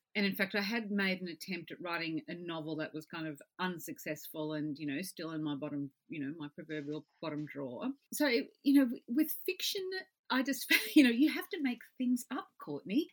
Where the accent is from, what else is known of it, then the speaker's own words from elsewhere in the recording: southeast Queensland, Australia; I was grew up in the southeast corner of the state.